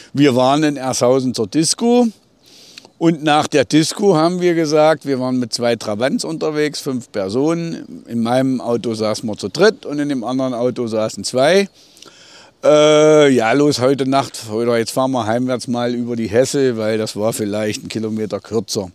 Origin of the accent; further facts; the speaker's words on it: Lindewerra, Thuringia, Germany; Ich bin in Lindewerra aufgewachsen